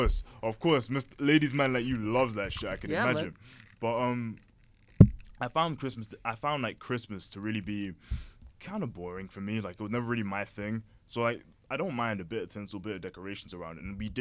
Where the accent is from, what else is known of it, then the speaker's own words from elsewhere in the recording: United Kingdom; We're British. Do we celebrate those things?